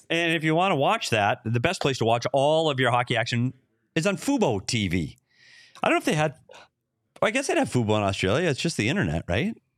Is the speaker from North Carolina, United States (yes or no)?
no; Minnesota, United States; moved away; my home state, Minnesota